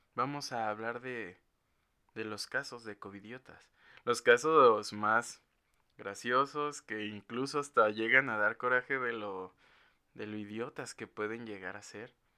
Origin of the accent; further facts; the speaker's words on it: Mexico; los que somos de México